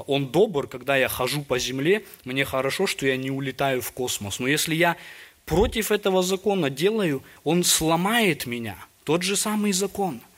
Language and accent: Russian; Almaty, Kazakhstan; Я вот родом из Алматы, у нас были горы там рядом